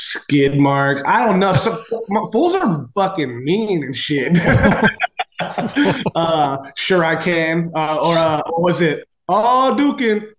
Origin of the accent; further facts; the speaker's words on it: San Diego, California, United States; born and raised in San Diego, just kind of all over, bounced around a lot when I was a kid, just kind of up and down along San Diego, but yeah, SD